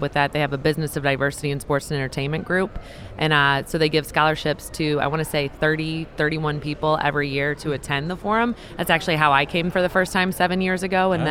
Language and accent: English; Central Illinois, United States; also born or lived in St. Louis, Missouri; I grew up in Central Illinois, went to University of Illinois